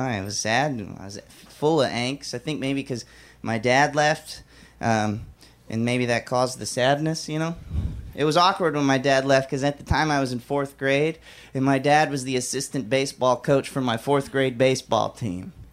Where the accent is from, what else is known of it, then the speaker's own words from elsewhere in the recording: Alabama, United States; I'm from Alabama, and those are two of the more interesting things about me. Uh, when I was a kid back in Alabama, um, I was in an emo band.